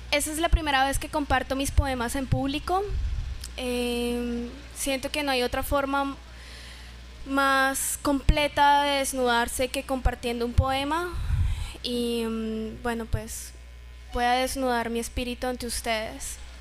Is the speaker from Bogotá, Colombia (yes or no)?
no; Neiva, Huila, Colombia; Yo vivo feliz diciendo que soy opita y llamo a Neiva Opitalandia